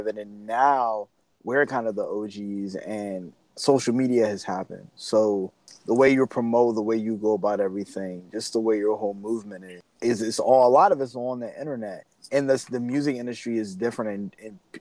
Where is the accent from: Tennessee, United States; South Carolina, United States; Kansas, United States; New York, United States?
New York, United States; New York City; moved away as an adult; I'm from Brooklyn. I moved down here for school.